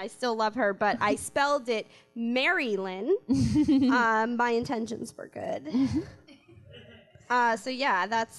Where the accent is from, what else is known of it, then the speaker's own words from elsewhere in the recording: Connecticut, United States; See, I'm from Connecticut. I don't even know what it's called.